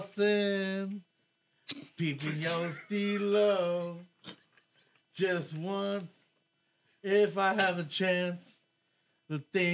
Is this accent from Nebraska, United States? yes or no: no; San Diego, California, United States; also born or lived in Hawaii; Born and raised in Southeast San Diego, Encanto.